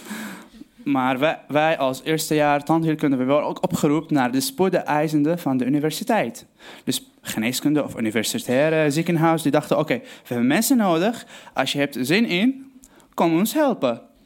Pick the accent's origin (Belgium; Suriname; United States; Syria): Syria; Aleppo, Aleppo Governorate; Dutch is a second language; moved away as an adult; now in Netherlands; ik kom uit Syrië, Aleppo. Ik ben gewoon, eh, geboren in 1994, dus ik ga allemaal het Nederlands proberen. Ik ben geboren in Aleppo, gewoon voor een lieve familie. Uh, eh, we waren gewoon opgegroeid